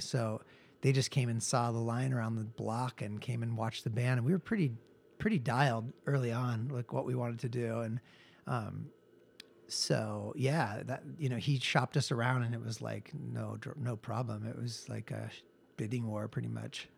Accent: Seattle, Washington, United States; moved away as an adult; also born or lived in Texas; now in Los Angeles, United States; I grew up in Seattle and sort of was in bands and things like

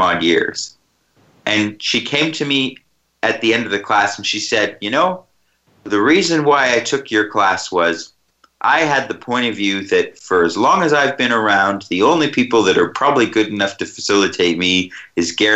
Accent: Canada; my hometown in Canada where I grew up

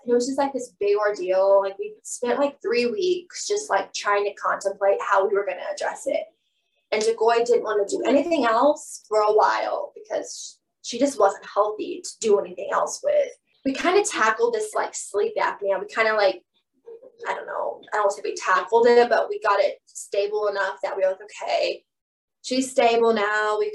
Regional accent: Bethany, Oklahoma, United States; I'm from Bethany. Normal, like originally from Bethany

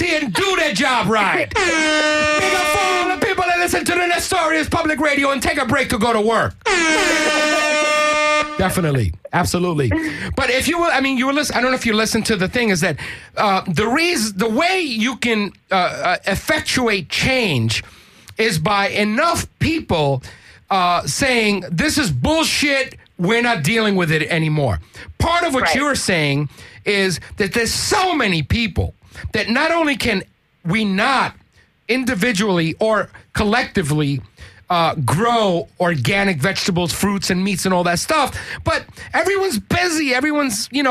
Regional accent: New York, United States; I'm originally from New York

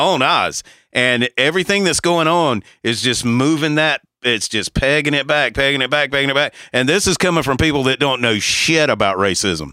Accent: the South, United States; if you grew up where we grew up in the South

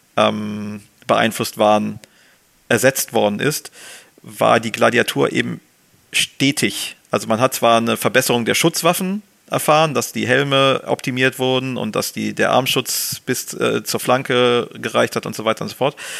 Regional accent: Germany; als Deutsche

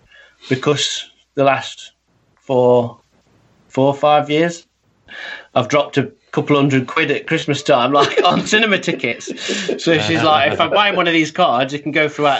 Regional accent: United Kingdom; I'm British

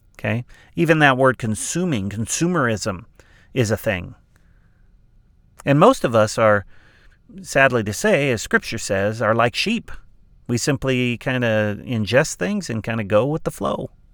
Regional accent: Southern California, United States; I grew up in Southern California on the west coast of the United States

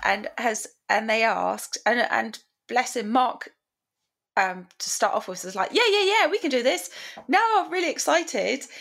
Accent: England, United Kingdom; we're english oh, we're British. we're from the United Kingdom

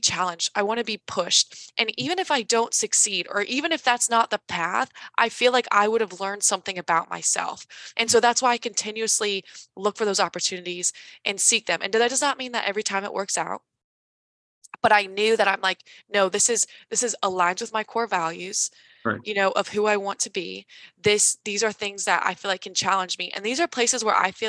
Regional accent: Carmel, Indiana, United States; moved away as an adult; also born or lived in Washington, D.C.; I grew up in Indiana. I've traveled, but I didn't really leave Indiana.

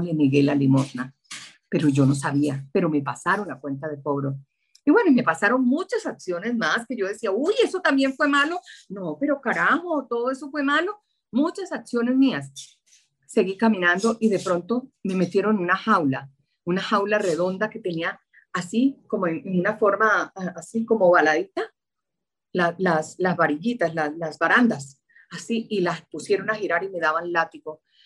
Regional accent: Santa Marta, Magdalena, Colombia; moved away as an adult; now in Bogotá, Colombia; Nací en Santa Marta, tierra que añoro y deseo

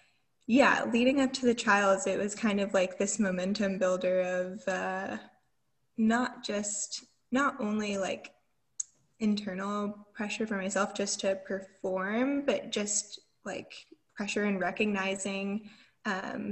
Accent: Atlanta, Georgia, United States; I'm from Atlanta, I had like family there

